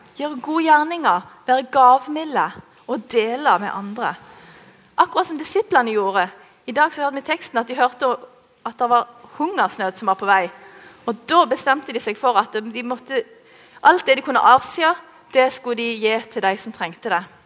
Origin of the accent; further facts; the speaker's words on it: Norway; oss norske